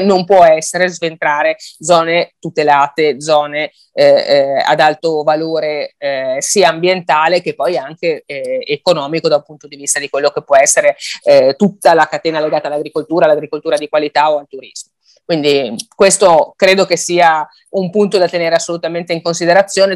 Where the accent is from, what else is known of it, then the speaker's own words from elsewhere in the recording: Liguria, Italy; io sono Ligure